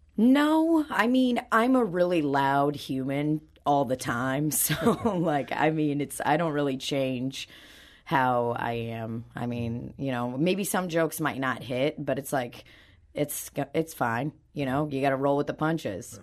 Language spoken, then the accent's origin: English; Belarus; also born or lived in Saint Louis; now in St. Louis, United States; I was born in Belarus, and now I live in Saint Louis